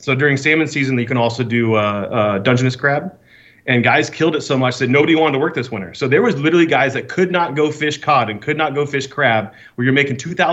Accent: Alaska, United States; now in Arizona, United States; So I'm originally from Alaska. I live in Arizona now.

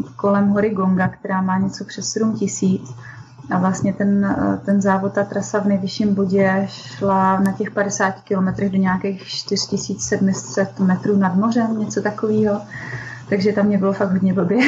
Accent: Šumperk, Olomouc Region, Czechia; jsem ze Šumperka

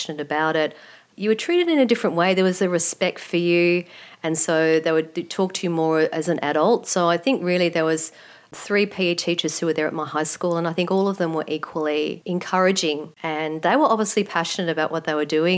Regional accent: Melbourne, Victoria, Australia; I grew up in the eastern suburbs, and pretty much all of my life I've lived in that area, so born and bred in Melbourne.

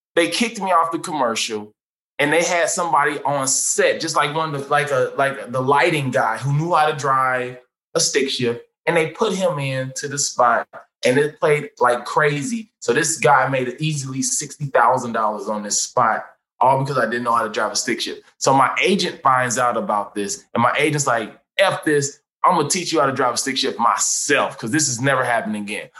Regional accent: St. Louis, Missouri, United States; now in Los Angeles, United States; I went to Hazelwood Central

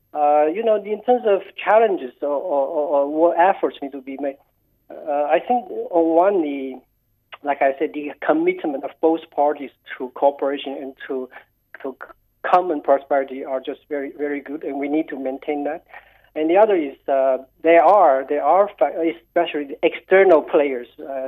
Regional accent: Guangxi, China; moved away; I grew up in Guangxi, so I visit Nanning very often

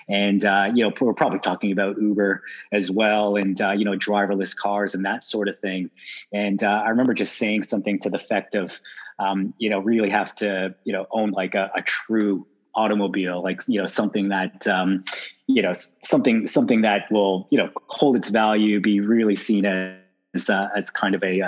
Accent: Toronto, Ontario, Canada; moved away as an adult; now in Sydney, Australia; born and raised in Toronto, Canada, and moved to Sydney 10 years ago

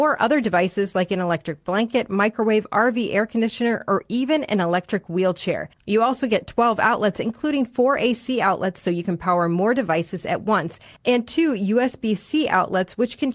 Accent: Chicago, Illinois, United States; I grew up in Chicago

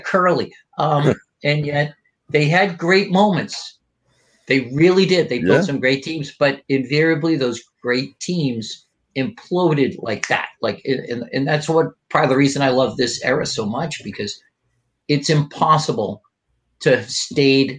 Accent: Weymouth, Massachusetts, United States; I grew up in Weymouth

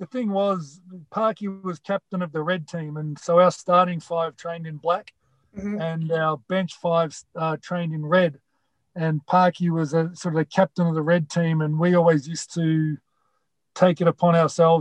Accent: Melbourne, Victoria, Australia; also born or lived in Keilor; I grew up in Footscray when I was really young and followed the Western Bulldogs and moved across to Keilor

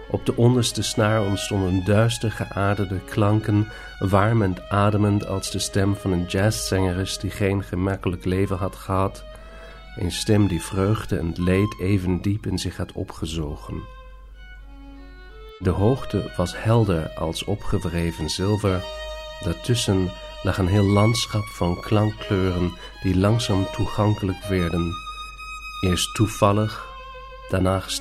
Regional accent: Northern Germany, Germany; Dutch is a second language; now in Vienna, Austria; Maar ik, ik eh, woon in Wenen en daar spreekt men een ander Duits dan ik thuis heb gesproken. En als ik nu naar huis kom, dus naar Noord-Duitsla

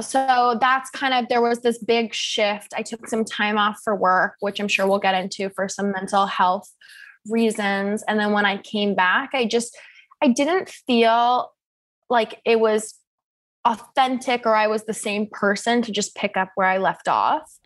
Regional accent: Seattle, Washington, United States; moved away as an adult; now in New York, United States; I'm actually originally from Seattle, Washington

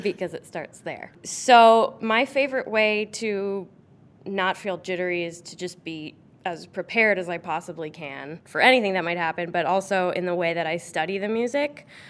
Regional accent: New Canaan, Connecticut, United States; I grew up in New Canaan, Connecticut

